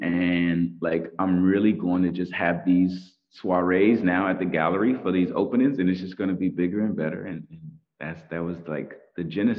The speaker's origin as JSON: {"language": "English", "town": "Tulsa", "region": "Oklahoma", "country": "United States", "tie": "born or raised there", "moved": "as an adult", "lives_now": "New York, United States", "said": "Tulsa, and that's my hometown and I love it"}